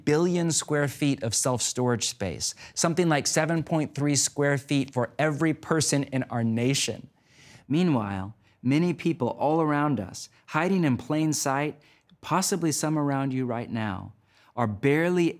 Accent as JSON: {"language": "English", "country": "United States", "said": "my home country of the U.S."}